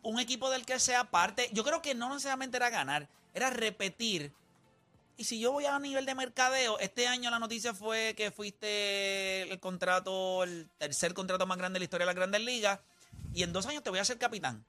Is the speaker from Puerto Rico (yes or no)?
yes; Puerto Rico; un animal boricua